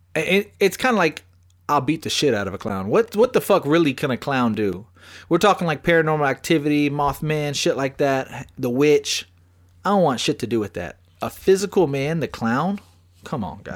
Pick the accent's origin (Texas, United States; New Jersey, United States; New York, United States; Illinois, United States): Texas, United States; Bastrop; now in San Antonio, United States; I'm from Smithville and Bastrop.